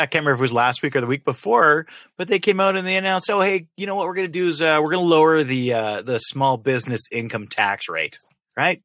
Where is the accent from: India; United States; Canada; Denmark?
Canada; being Canadian